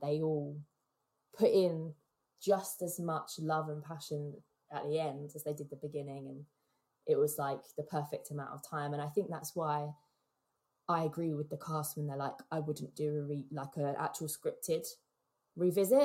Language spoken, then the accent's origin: English; England, United Kingdom; as an English kid